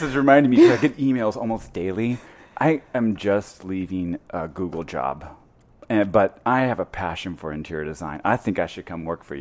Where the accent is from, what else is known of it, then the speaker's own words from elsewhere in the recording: Missouri, United States; I'm from Missouri, a very small little town.